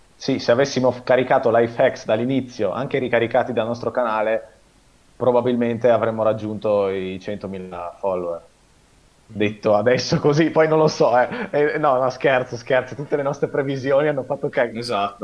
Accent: Veneto, Italy; also born or lived in Parma, Italy; abito in Veneto da quando sono piccolo praticamente, però io sono nato a Parma

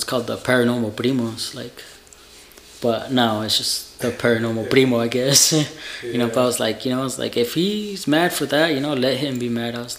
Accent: Utah, United States; I'm like, I'm from Utah, bro.

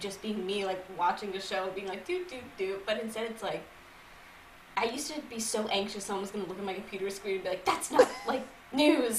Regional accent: Massachusetts, United States; moved away as an adult; now in New York City, United States; I'm from Massachusetts originally

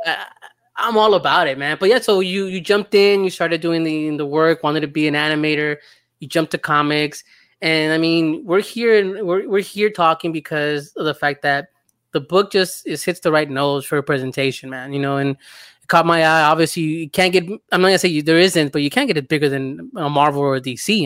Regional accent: El Salvador; I'm from El Salvador

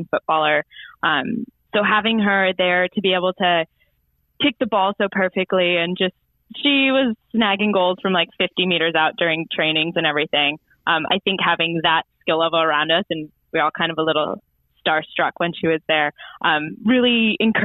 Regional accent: United States; moved away as an adult; also born or lived in Darwin, Australia; now in Melbourne, Australia; I actually flew in from the States. I went home for a wedding

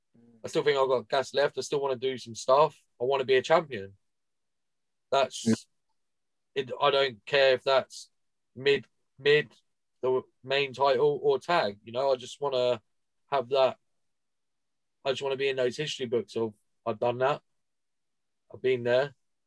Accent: Watford, East of England, United Kingdom; Get stuffed. Get stuffed. I'm from Watford.

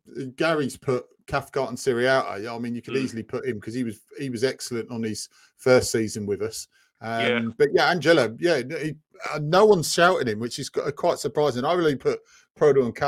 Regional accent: England, United Kingdom; we're English

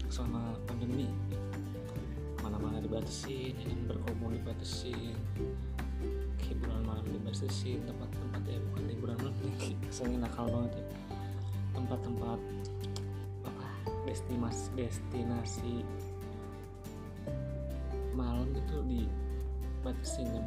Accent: Ciamis, West Java, Indonesia; gue kan asli kampung kampung gue itu di Ciamis Jawa Barat cuma tempat tinggal gue tuh desa gue tuh deketnya lebih ke Pangandaran gitu Kabupaten Pangandaran

